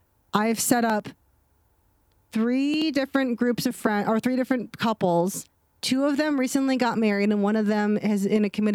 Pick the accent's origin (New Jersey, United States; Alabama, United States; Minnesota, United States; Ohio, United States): Ohio, United States; accent: non-accent; moved away; also born or lived in the South; I'm from the Midwest. I live in the South